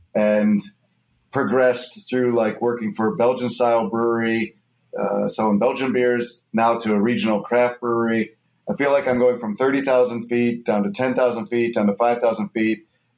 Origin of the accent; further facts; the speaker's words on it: Ohio, United States; I'm from Ohio.